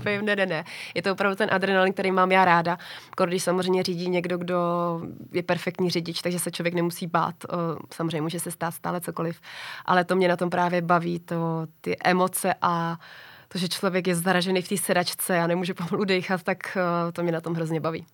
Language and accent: Czech; Czechia; u nás v Čechách